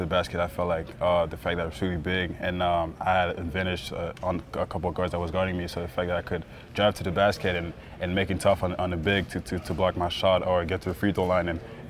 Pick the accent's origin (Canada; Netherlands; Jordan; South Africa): Canada; Montreal, Quebec; I'm from Montreal too